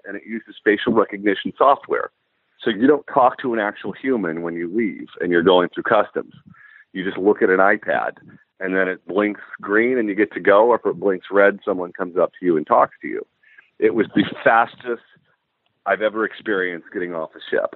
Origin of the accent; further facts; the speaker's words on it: California, United States; I'm from California